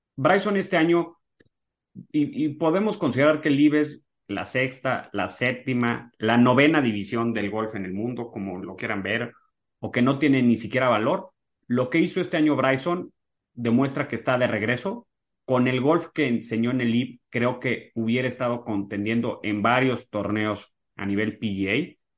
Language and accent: Spanish; Mexico; yo como mexicano